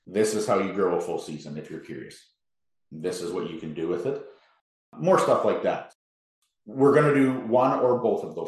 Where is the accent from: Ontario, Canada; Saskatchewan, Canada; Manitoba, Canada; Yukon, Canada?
Manitoba, Canada; we're all from Manitoba